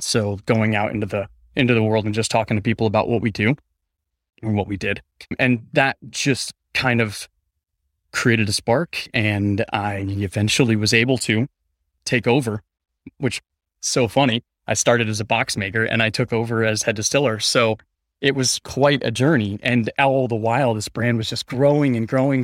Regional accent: Denver, Colorado, United States; also born or lived in Phoenix, Arizona; I was born in Denver, Colorado, but I kinda grew up between Phoenix, Arizona, and Denver, Colorado

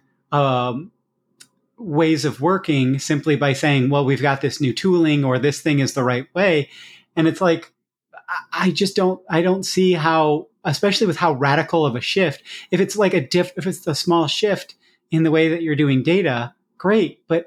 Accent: Iowa, United States; I come from Iowa, so large scale farming

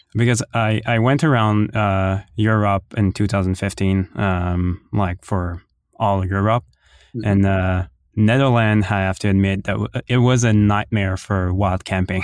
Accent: Ottawa, Ontario, Canada; I'm from Ottawa

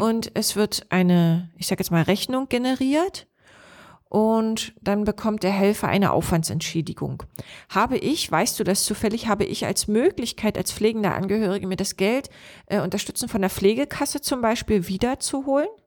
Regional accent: Lower Lusatia, Brandenburg, Germany; Unser Landkreis hier, Spree-Neiße, Cottbus, Oberspreewald-Lausitz, wir sind mit die Region in Brandenburg mit der höchsten Hochaltrigkeit.

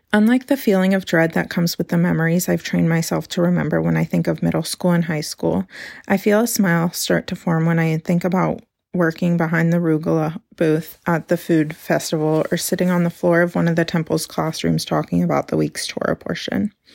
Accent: Carmel, California, United States; now in Portland, United States; today I'm actually in my hometown of Carmel, California, a little beach town on California's Central Coast

